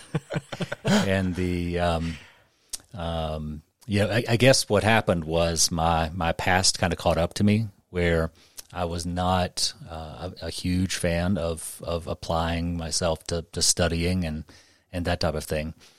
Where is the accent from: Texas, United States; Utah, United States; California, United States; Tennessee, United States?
Tennessee, United States; Memphis; moved away as an adult; I was born and raised in Memphis and stayed there until I was around thirty